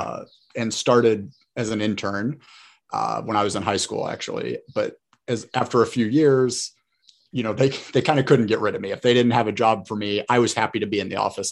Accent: Fort Wayne, Indiana, United States; growing up in Fort Wayne my whole life

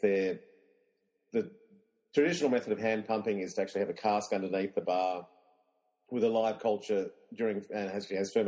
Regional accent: Australia; I'm an Englishman. I'm an Australian, but my dad is English and my mum is Australian but of Irish descent.

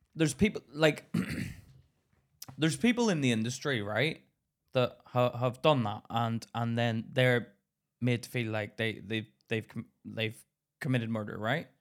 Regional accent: Belfast, Northern Ireland, United Kingdom; now in England; I grew up in Belfast

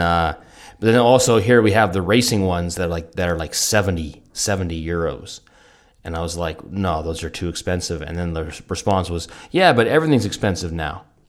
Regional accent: Canada; moved away; from Canada

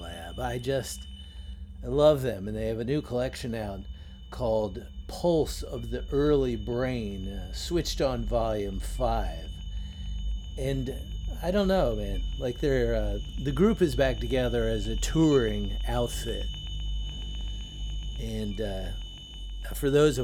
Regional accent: Washington, District of Columbia, United States; my hometown of Washington, D.C.

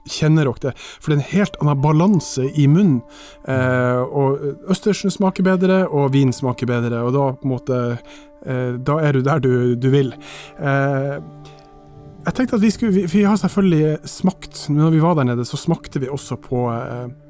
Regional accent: Mo i Rana, Nordland, Norway; i Mo i Rana, i min hjemby

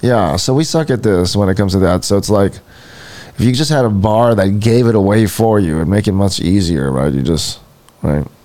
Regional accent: Hawaii, United States; we're from Hawaii. I'm from Hawaii

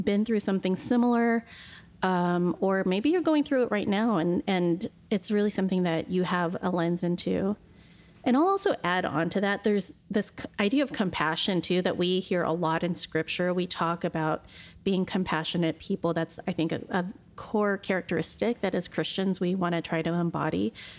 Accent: Pacific Northwest, United States; And we're both born and raised in the Pacific Northwest.

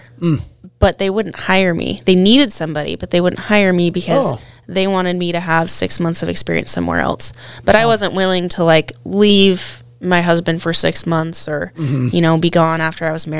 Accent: Idaho, United States; moved away as an adult; also born or lived in Anchorage, Alaska; now in King Salmon, United States; I grew up in Idaho, and my dad said he named me after a Montana cowgirl.

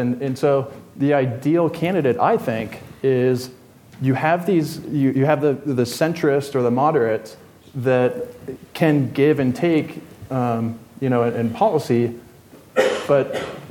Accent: Colorado, United States; Colorado, my home state

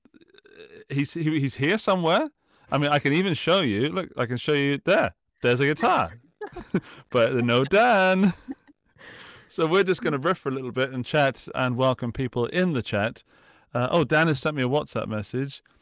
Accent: United Kingdom; as a Brit

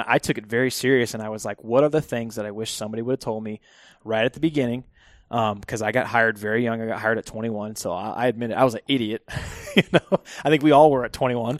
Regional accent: Phoenix, Arizona, United States; I am born and raised, uh, Phoenix, Arizona.

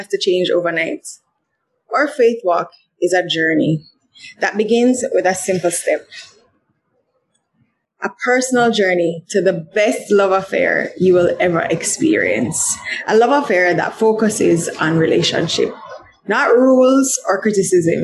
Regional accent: Jamaica; growing up in Jamaica

